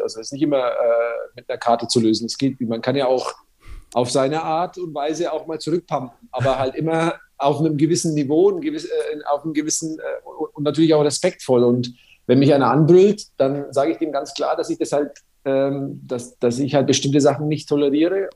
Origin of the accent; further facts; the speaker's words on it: Nuremberg, Bavaria, Germany; accent: Franconian; ich bin ja in Nürnberg äh, quasi in der Haller-Wiese-Klinik geboren